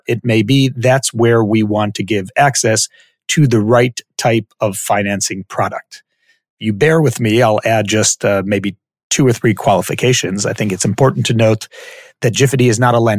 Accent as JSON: {"language": "English", "country": "Israel", "tie": "born or raised there", "also_born_or_lived": "Silver Spring, Maryland, United States", "said": "My parents moved from the U.S. to Israel when I was about a year old. So I went through schooling here in Israel"}